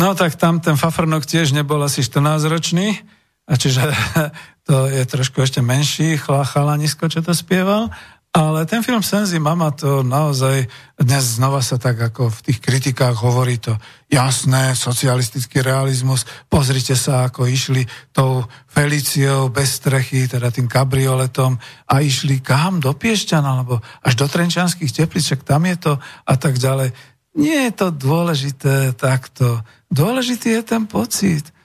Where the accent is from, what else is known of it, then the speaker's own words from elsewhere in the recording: Slovakia; v našej vlasti na Slovensku